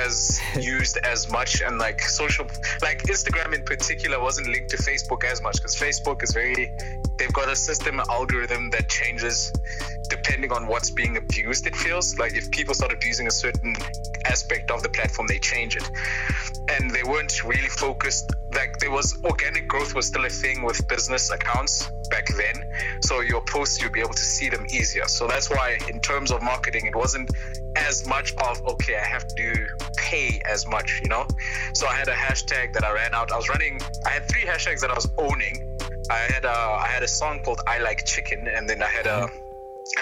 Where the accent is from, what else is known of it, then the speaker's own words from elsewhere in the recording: East London, Eastern Cape, South Africa; I'm from East London.